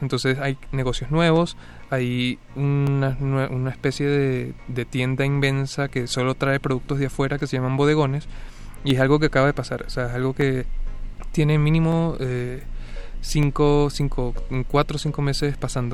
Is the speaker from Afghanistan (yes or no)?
no; Caracas, Capital District, Venezuela; moved away as an adult; now in Mexico; Caracas es la ciudad donde nací, es la ciudad donde he vivido como la mayoría del tiempo